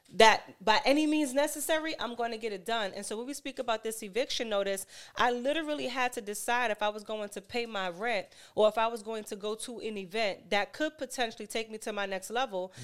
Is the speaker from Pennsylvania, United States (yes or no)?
no; New York City, New York, United States; I'm from Harlem, born and raised